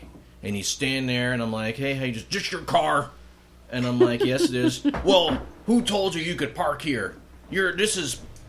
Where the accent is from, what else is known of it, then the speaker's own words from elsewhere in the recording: Dunmore, Pennsylvania, United States; I'm from Dunmore.